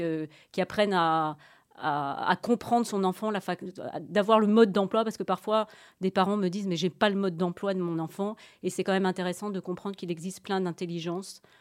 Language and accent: French; France; moved away as an adult; now in Brussels, Belgium; je suis française et j'habite en Belgique depuis plus de 20 ans, donc euh, presque belge